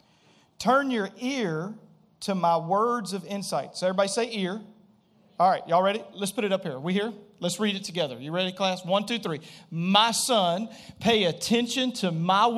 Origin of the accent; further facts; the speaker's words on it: Springhill, Louisiana, United States; I grew up in Louisiana